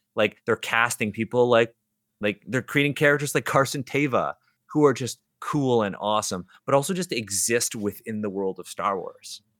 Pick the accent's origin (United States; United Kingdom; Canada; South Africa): Canada; Toronto, Ontario; I'm born and raised in Toronto